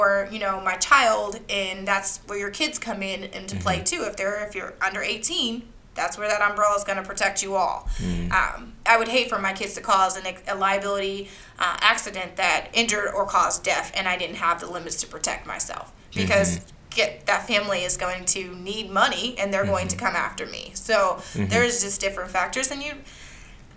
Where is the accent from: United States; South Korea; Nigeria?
United States; Iowa; now in Littleton, United States; My phone number is a 515 number because I'm from Iowa